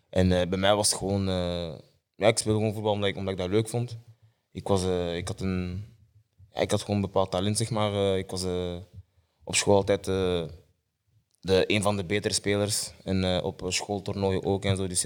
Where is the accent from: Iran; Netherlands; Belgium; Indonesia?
Belgium; Mechelen, Flanders; also born or lived in Genk; ik ben oorspronkelijk van Mechelen. Mechelen. Geboren en in Mechelen.